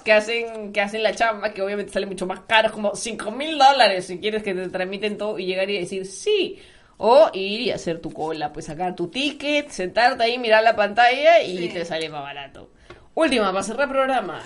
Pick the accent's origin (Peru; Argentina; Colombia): Peru